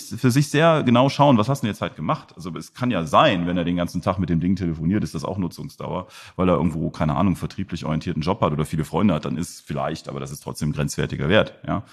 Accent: Germany; also born or lived in Mönchengladbach; als Deutsche

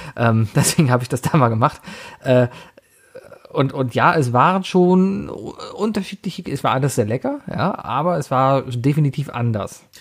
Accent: Germany; ich bin Deutscher

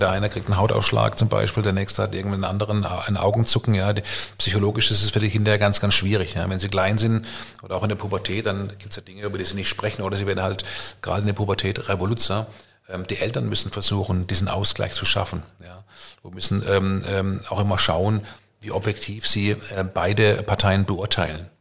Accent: Karlsruhe, Baden-Württemberg, Germany; aus meiner Heimatstadt Karlsruhe

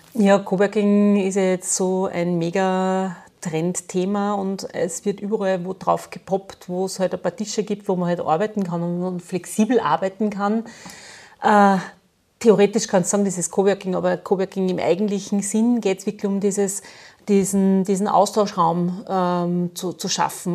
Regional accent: Linz, Upper Austria, Austria; ich komme aus Linz

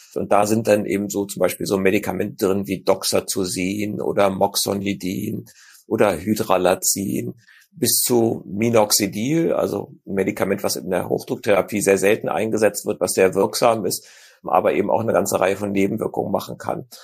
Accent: Germany; bei uns in Deutschland

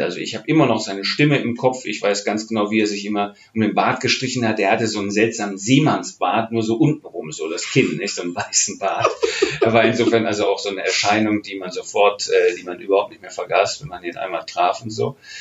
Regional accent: Oberhausen, North Rhine-Westphalia, Germany; also born or lived in The Hague; now in Cologne, Germany; in Oberhausen, das ist mein, mein Geburtsort und die Stadt, in der ich aufgewachsen bin, im westlichen Ruhrgebiet

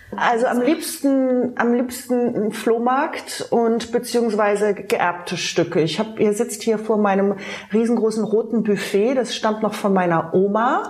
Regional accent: Baden-Baden, Baden-Württemberg, Germany; now in Berlin, Germany; Ich komme ja aus dem Schwarzwald, aus Baden-Baden

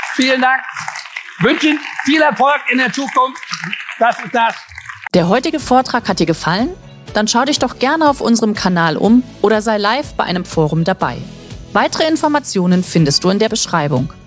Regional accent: Ruhr area, North Rhine-Westphalia, Germany; accent: Ruhrgebiet; also born or lived in Düsseldorf; ich komme aus dem Ruhrgebiet, das hört man ja auch.

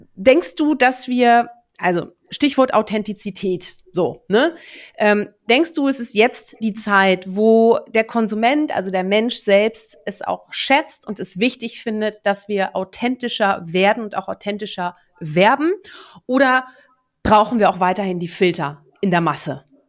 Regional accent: Netherlands; moved away; ich bin ja gebürtige Niederländerin, wir sind ja auch eine Handelsnation

